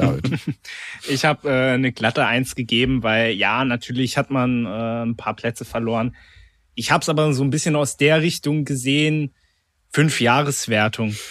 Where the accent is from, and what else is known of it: Berlin, Germany; born or raised there